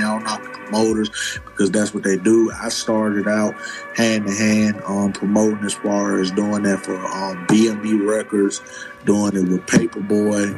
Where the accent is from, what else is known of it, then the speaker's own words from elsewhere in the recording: Decatur, Georgia, United States; also born or lived in Charlotte, North Carolina; I've been in Decatur nigga since the age of one.